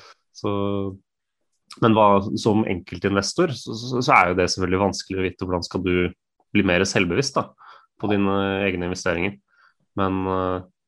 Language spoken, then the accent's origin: Norwegian; Norway; som nordmenn